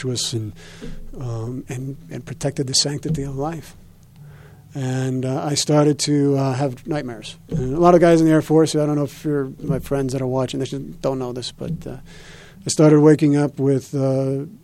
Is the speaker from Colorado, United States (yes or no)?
yes; Arvada, Colorado, United States; also born or lived in Los Angeles; when I grew up here in Colorado, native of Arvada